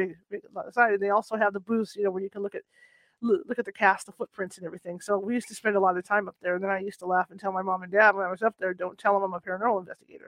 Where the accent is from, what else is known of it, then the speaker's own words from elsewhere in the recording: Northern California, United States; I grew up in Northern California. I grew up fishing and camping in Northern California.